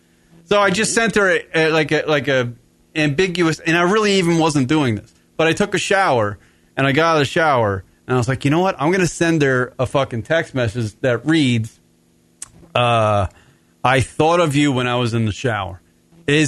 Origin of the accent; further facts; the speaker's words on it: New York, United States; I'm from New York